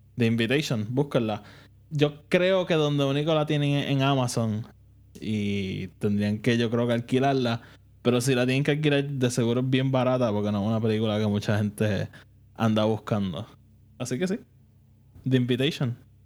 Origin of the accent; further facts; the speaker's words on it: Puerto Rico; nosotros que somos de Puerto Rico